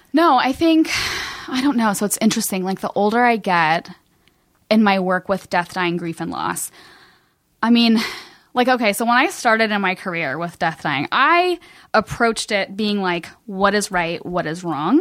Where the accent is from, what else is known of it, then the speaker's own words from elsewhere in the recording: Cincinnati, Ohio, United States; moved away as an adult; also born or lived in Kentucky; now in Los Angeles, United States; I'm from Cincinnati. Um, I, like, I, Kentucky is my home, um, and I lived there the last ten years.